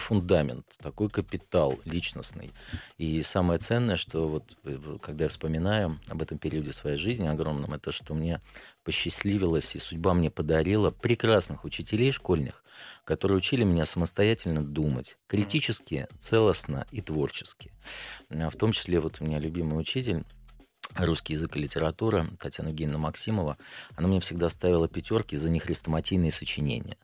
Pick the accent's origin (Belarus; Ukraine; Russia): Russia; Klin, Moscow Oblast; moved away as an adult; now in Moscow, Russia; Родился я в Подмосковье, город Клин, так. Московской области. Там прожил до 29 лет, потом переехал в Москву.